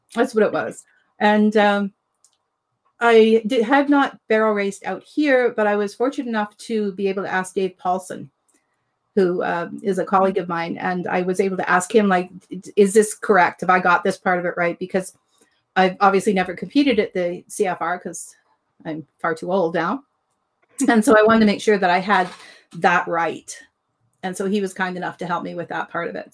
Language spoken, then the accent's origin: English; Ontario, Canada; moved away as an adult; I grew up in Ontario, we moved west